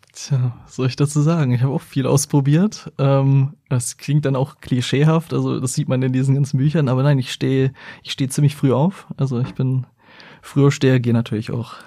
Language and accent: German; Hildesheim, Lower Saxony, Germany; also born or lived in Hanover; now in Braunschweig, Germany; Bin dann in Hildesheim aber groß geworden und bin dann von Hildesheim nach Braunschweig gezogen